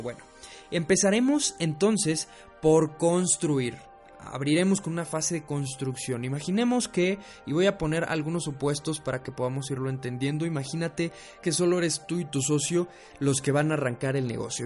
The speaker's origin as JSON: {"language": "Spanish", "country": "Mexico"}